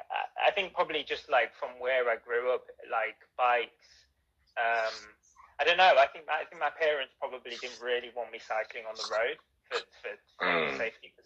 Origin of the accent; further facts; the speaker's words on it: Nottingham, East Midlands, United Kingdom; I think I originally am from Nottingham